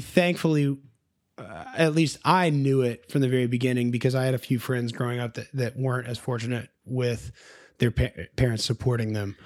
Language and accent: English; Nashville, Tennessee, United States; I was born and raised in Nashville, Tennessee.